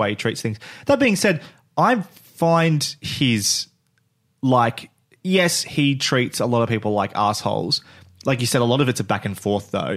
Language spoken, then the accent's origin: English; Australia; we're Australian